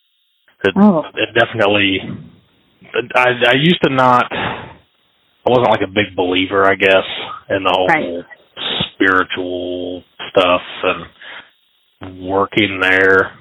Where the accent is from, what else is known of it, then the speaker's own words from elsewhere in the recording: Baltimore, Ohio, United States; also born or lived in Columbus, Ohio; My family, we moved to the Baltimore area, which is about 20, 30 minutes north of the BIS prison. So I've lived in the area my whole life